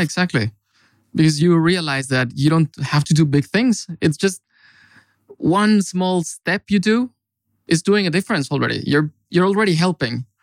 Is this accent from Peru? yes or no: no; Mexico; moved away as an adult; now in Finland; I come from Mexico, actually. And I've been in Finland for five years also